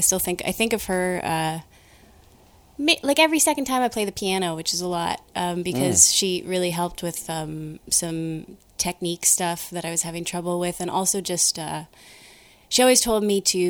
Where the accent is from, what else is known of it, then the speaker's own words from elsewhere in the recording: Ottawa, Ontario, Canada; I grew up in Ottawa.